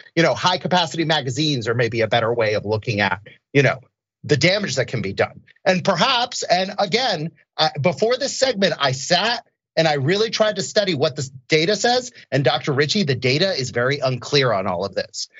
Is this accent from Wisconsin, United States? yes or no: no; Orlando, Florida, United States; I grew up in Orlando, Florida.